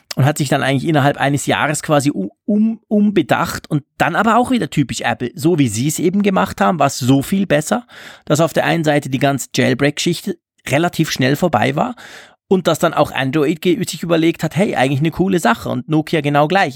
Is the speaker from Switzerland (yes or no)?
yes; Switzerland; bei uns in der Schweiz